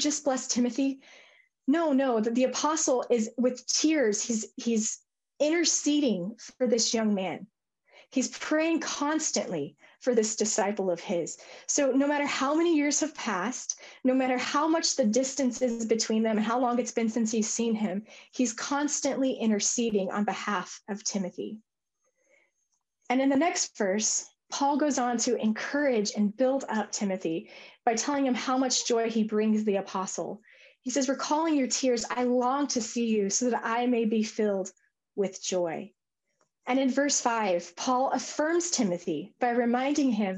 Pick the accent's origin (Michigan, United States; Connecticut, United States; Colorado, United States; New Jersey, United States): Colorado, United States; I'm from Colorado